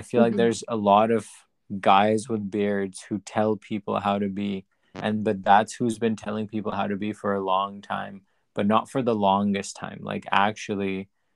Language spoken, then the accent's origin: English; Pakistan; now in United States; when I was growing up in Pakistan